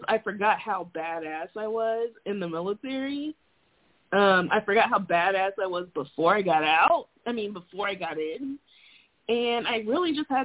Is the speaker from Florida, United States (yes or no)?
yes; Florida, United States; moved away as an adult; also born or lived in Montana; now in Alaska, United States; I'm from Florida